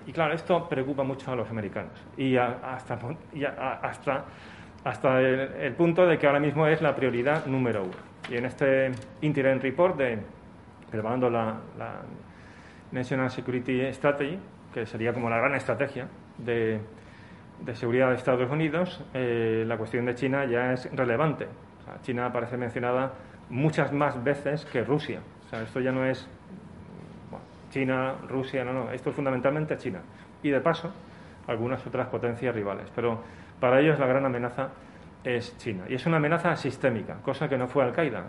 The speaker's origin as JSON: {"language": "Spanish", "country": "Spain", "said": "nosotros como españoles, italianos, portugueses y demás"}